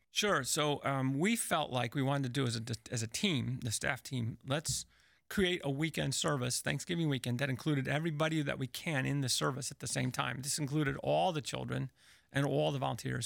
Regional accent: Chicago, Illinois, United States; now in Indianapolis, United States; I was from Chicago

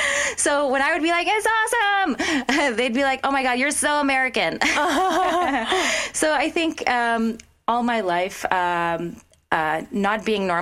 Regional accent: Philippines; moved away; also born or lived in France; So I grew up in the Philippines in the French community. I went to the French school. I'm half French, half Filipino. It was the expat community, diplomats and expat kids.

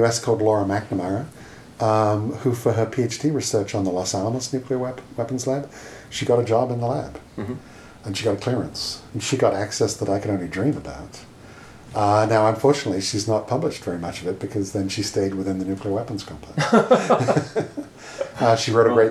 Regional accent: United Kingdom; moved away; my home country of Britain

